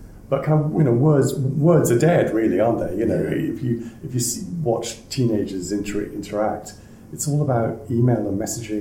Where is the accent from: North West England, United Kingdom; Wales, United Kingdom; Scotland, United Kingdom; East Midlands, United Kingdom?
Wales, United Kingdom; I'm from Wales